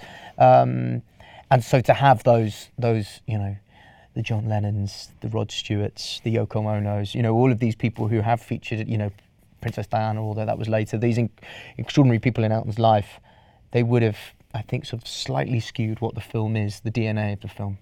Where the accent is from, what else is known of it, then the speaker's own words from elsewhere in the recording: Welsh, Wales, United Kingdom; I'm Welsh